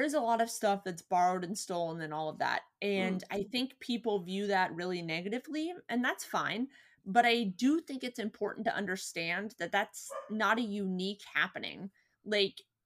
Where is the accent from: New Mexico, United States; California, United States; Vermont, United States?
California, United States; Born and bred in California